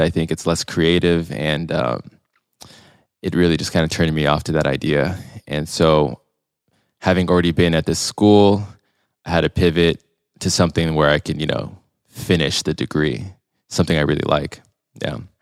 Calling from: Long Beach, California, United States; I'm calling in from Long Beach, California today. I've been living here for quite a while. I went to school here, college, uni, as the Euros call it.

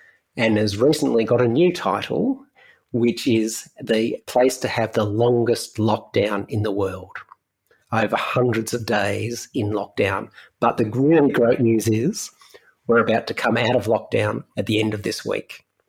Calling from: Melbourne, Victoria, Australia; So I'm here from Melbourne, which is the capital city of the state of Victoria in Australia, down under.

